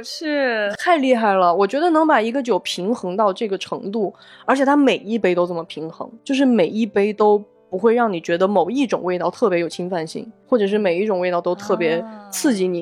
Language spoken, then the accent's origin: Chinese; Guizhou, China; now in Beijing, China; 我作为一个贵州人也不能理解，因为这种东西在我们那儿就是你不好吃，你就应该倒闭